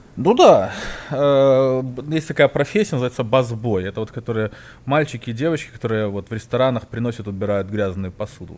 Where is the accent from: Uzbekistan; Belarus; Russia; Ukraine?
Belarus; Minsk; now in United States; я был юный минчанин